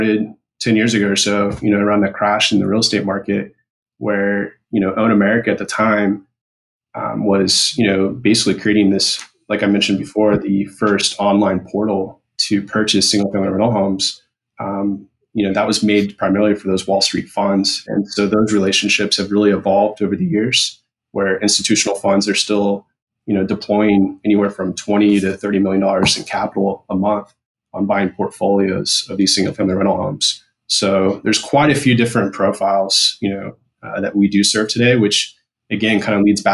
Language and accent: English; Shawnee, Kansas, United States; moved away as an adult; also born or lived in Louisville, Kentucky / Dallas; now in South Carolina, United States; in Kansas, for example, I was raised in Shawnee, so that's Johnson County